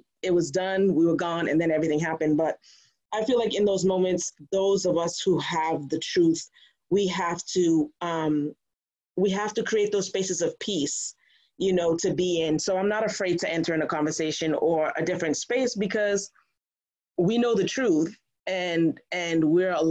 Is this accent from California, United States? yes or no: no; Brockton, Massachusetts, United States; I grew up in Brockton